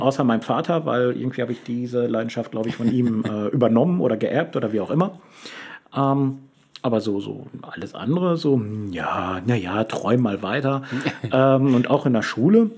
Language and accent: German; Lünen, North Rhine-Westphalia, Germany; moved away; ich habe lange Zeit an einem Ort gelebt, den ich persönlich sehr öde fand. Lünen, Lünen an der Lippe